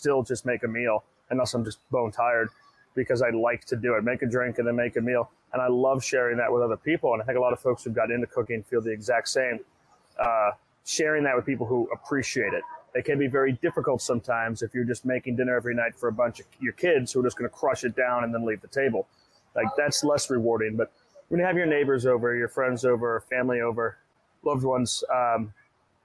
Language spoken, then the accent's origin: English; Massachusetts, United States; moved away; growing up in Massachusetts, we spent maybe like a quarter of our curriculum